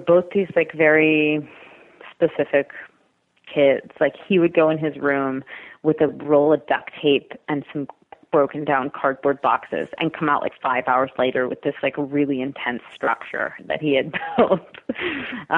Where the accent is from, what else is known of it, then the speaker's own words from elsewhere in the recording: Cape Cod, Massachusetts, United States; moved away; I was raised on Cape Cod, which is a really beautiful, magical place that I totally didn't appreciate until I left it